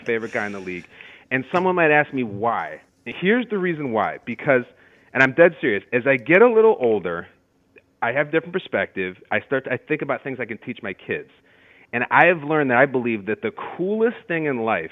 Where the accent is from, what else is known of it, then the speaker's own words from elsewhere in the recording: Chicago suburbs, Illinois, United States; moved away as an adult; also born or lived in Hinsdale, Illinois / Downers Grove, Illinois / Lincolnshire, Illinois; now in East Coast, United States; I was born in Hinsdale and then grew up around Downers Grove, a town called Indian Head Park, and then my family moved up to the north suburbs